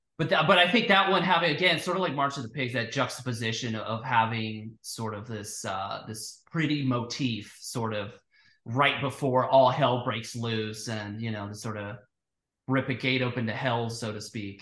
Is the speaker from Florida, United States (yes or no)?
yes; Florida, United States; where I grew up in Florida